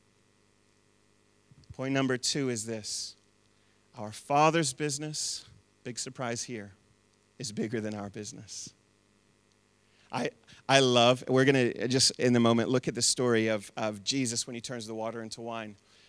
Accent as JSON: {"language": "English", "country": "United States", "moved": "yes", "lives_now": "New Zealand", "said": "I'm still an American."}